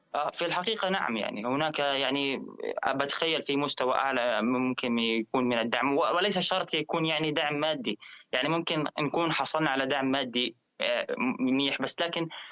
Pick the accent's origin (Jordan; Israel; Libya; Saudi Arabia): Jordan; احنا كرياضيين اردنيين